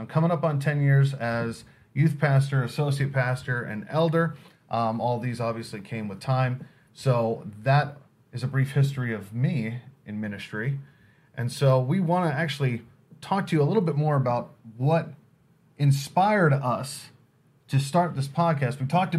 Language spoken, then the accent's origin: English; New York, United States; now in Nebraska, United States; I was born and raised in New York, so I'm not even from Nebraska. Basically, I was raised in a Messianic Jewish church.